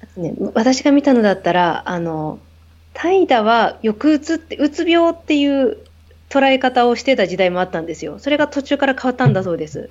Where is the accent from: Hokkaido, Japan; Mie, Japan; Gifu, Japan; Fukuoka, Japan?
Hokkaido, Japan; now in Tokyo, Japan; 北海道出身なので